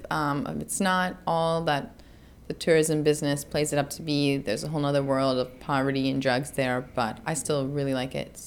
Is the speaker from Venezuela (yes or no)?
no; Spain; born there; I was born in Spain. I lived there a significant amount of years, and I wanted to make sure I could still communicate with family I have there.